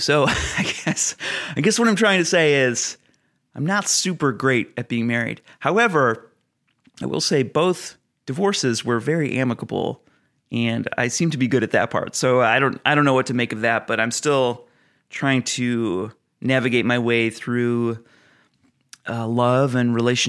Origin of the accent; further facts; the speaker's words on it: Ohio, United States; I am the youngest of seven kids. I was raised in Northeast Ohio near Cleveland and Akron.